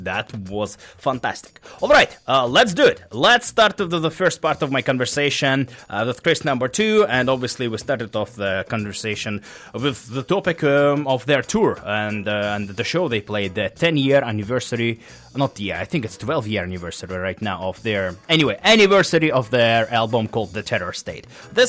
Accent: Russia; now in Vancouver, Canada; I am from Russia. I was born in Russia. I moved here.

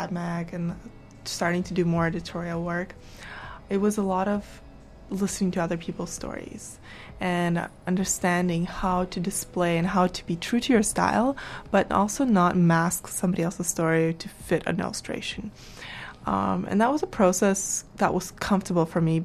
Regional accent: Canada; also born or lived in Kazakhstan / Vancouver; being in Canada and having that Canadian, you know, being raised in Canada

